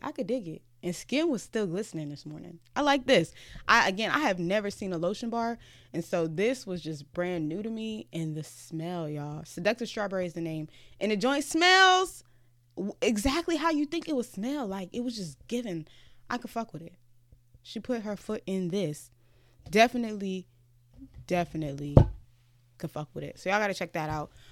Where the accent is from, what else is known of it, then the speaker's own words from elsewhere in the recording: Ghana; moved away; also born or lived in Virginia, United States / Los Angeles, United States; I'm from Ghana